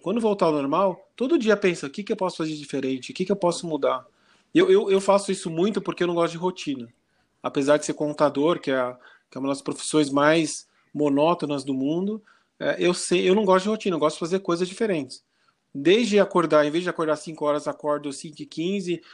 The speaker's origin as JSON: {"language": "Portuguese", "country": "Brazil"}